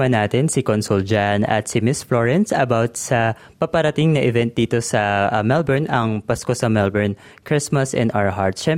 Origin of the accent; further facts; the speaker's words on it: Philippines; now in Australia; Kilala po tayo, di ba, bilang Pilipino na pag nagse-celebrate magarbo, marami po tayong handaan